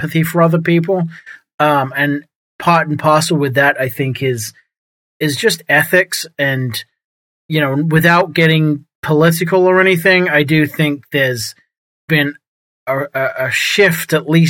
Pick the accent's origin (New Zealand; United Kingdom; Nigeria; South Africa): United Kingdom; England; now in Texas, United States; I moved from England, grew up in England, moved to New England, and then I've moved to Texas